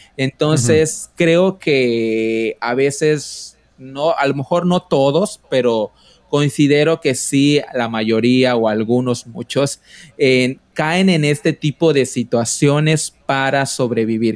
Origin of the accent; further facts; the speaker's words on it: Quintana Roo, Mexico; soy de Quintana Roo